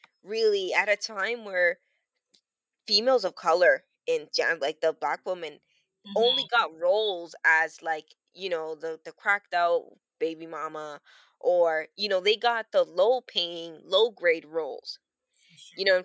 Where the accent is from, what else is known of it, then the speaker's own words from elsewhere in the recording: Toronto, Ontario, Canada; I grew up on Weston Road, and one of the buildings that I grew up in, it's like a 3-floor building